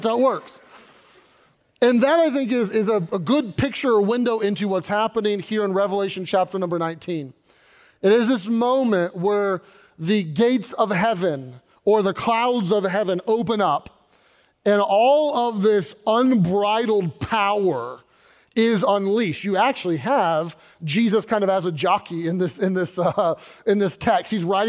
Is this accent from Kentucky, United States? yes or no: yes; Louisville, Kentucky, United States; But I grew up in Kentucky, Louisville, and Louisville is known for three things.